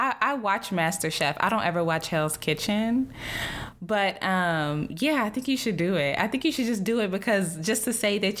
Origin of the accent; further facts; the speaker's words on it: Texas, United States; I'm from the South, August. Okay. I'm from Texas.